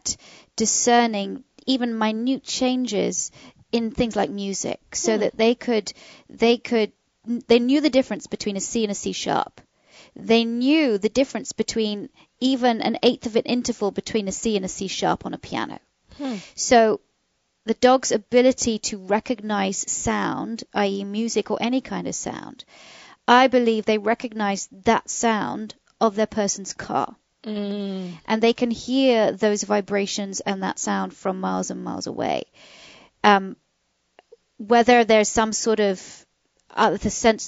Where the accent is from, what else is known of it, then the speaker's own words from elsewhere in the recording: United Kingdom; moved away; We British